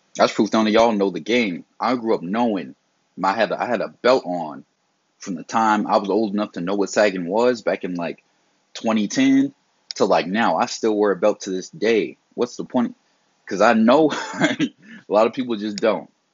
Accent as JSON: {"language": "English", "region": "the South", "country": "United States", "tie": "born or raised there", "said": "I was raised, you know, I'm from the South."}